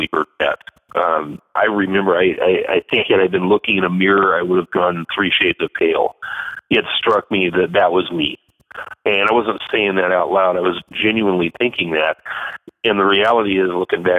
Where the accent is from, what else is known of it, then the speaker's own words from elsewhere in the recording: Astoria, Oregon, United States; moved away as an adult; also born or lived in Akron, Ohio; I am back in Astoria, Oregon. I'm back home